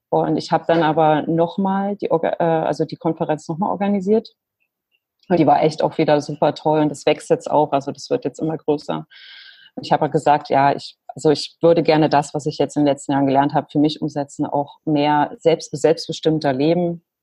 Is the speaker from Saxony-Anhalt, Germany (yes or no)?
yes; Lutherstadt Wittenberg, Saxony-Anhalt, Germany; also born or lived in Leipzig; now in New Zealand; ich bin ursprünglich aus Lutherstadt Wittenberg. Da das aber kaum jemand kennt, äh, vor allem hier in Neuseeland, sage ich natürlich nie Wittenberg.